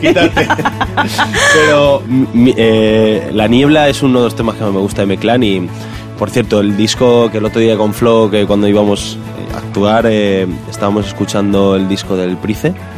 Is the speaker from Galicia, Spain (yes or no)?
no; Castile and León, Spain